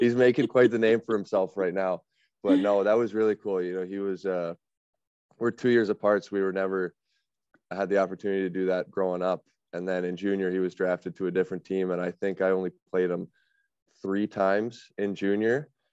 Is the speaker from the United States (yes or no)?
no; Alberta, Canada; moved away; also born or lived in Southern Ontario; growing up in Alberta